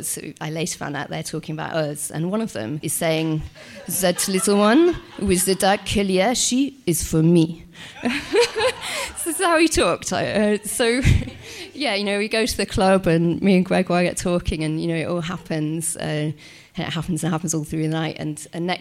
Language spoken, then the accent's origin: English; Yorkshire and the Humber, United Kingdom; I'm from Yorkshire